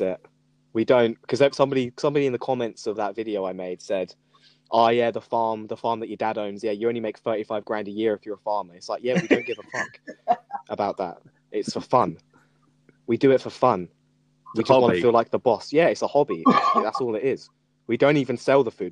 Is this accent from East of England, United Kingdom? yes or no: yes; Norfolk, East of England, United Kingdom; also born or lived in Suffolk; now in Brighton, United Kingdom; I am Brighton based. Yeah. yeah. now I am. I was born in Norfolk though. No, I was born in Suffolk, but I lived in Norfolk.